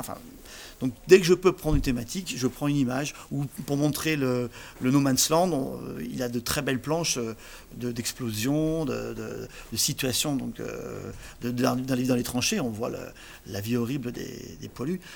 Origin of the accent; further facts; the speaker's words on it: Saint-Symphorien-sur-Coise, Auvergne-Rhône-Alpes, France; also born or lived in Saint-Martin-en-Haut; je suis né à Saint-Saint d'abord